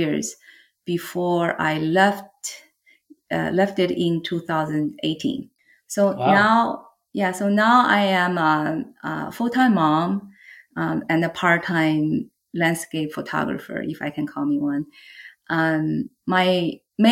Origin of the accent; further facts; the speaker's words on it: China; English is a second language; moved away as an adult; now in San Diego, United States; I am based in San Diego, California, but I grew up in China. I moved to U.S. in 1995